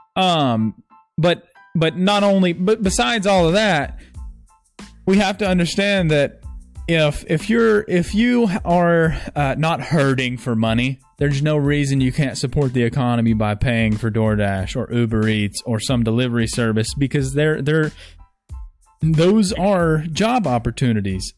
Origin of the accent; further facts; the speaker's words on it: Texas, United States; I'm from Texas